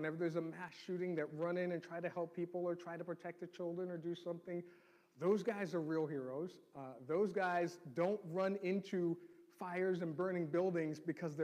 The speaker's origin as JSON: {"language": "English", "town": "New York City", "region": "New York", "country": "United States", "tie": "born or raised there", "said": "growing up in New York City"}